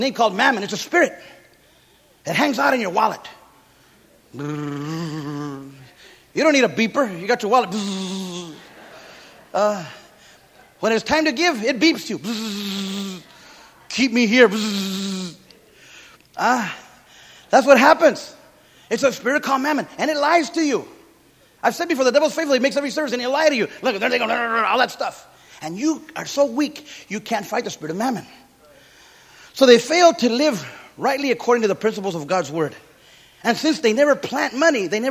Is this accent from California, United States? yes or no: yes; Santa Paula, California, United States; I grew up in Santa Paula, California, citrus capital of the world.